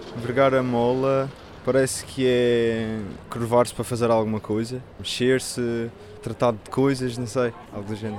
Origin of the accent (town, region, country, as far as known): Porto, Norte, Portugal